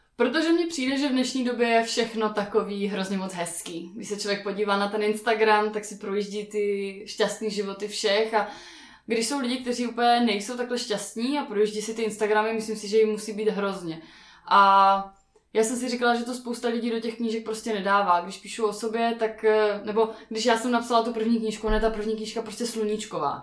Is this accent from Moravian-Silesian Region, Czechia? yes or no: yes; Ostrava, Moravian-Silesian Region, Czechia; Já jsem z Ostravy a máme tam nádherný Beskydy